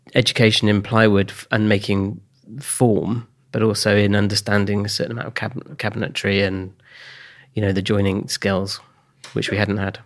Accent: Oxfordshire, South East England, United Kingdom; Born in 1969, um, and then I grew up in Oxfordshire.

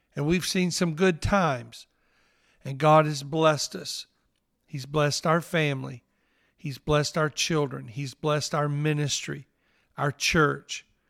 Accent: New Albany, Mississippi, United States; accent: Southern; now in Orlando, United States; I was raised in northeast Mississippi in New Albany

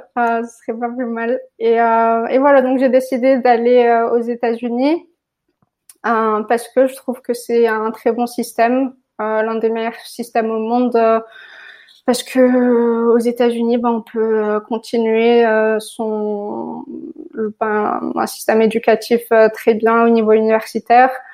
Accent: Morocco; moved away as an adult; je suis née au Maroc, j'ai grandi au Maroc

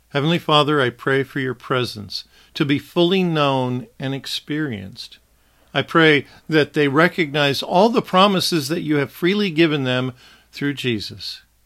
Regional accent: Wichita, Kansas, United States; My first memory of television as a young boy, black and white television, that is, consisted of three channels in my hometown of Wichita

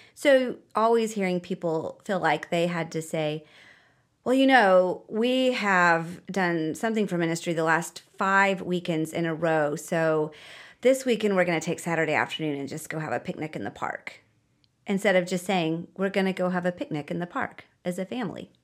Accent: United States; moved away; I'm American

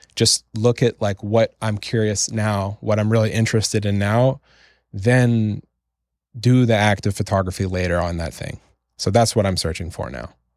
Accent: Canada; I'm from Canada, which is a country where, you know, if you mess up, you can just move into your parents' basement again

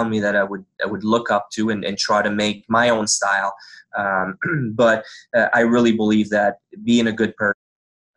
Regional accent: Canada; first language French; English is a second language; when I first turned pro, I didn't speak English

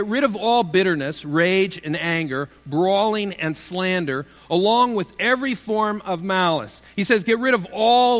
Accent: Iowa, United States; moved away as an adult; I was from Iowa.

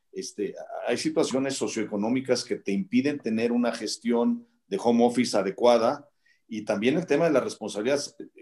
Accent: Mexico; como mexicanos

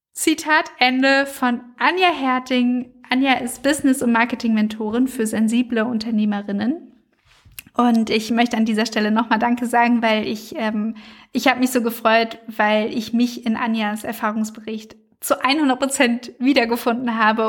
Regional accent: Frankfurt, Hesse, Germany; aus meiner Heimatstadt Frankfurt

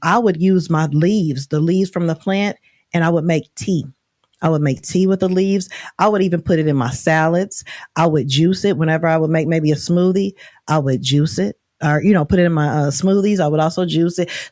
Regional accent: Oklahoma, United States; moved away; I'm from Oklahoma

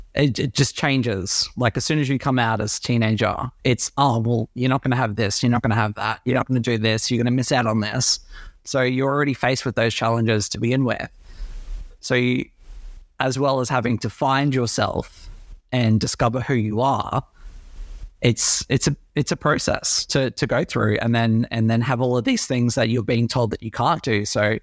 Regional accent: Brisbane, Queensland, Australia; Yeah, so I am originally from Brisbane, always been here, besides living down south.

